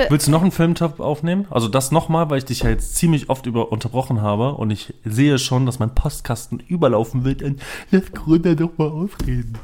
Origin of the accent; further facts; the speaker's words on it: Düsseldorf, North Rhine-Westphalia, Germany; moved away; aus meiner Heimatstadt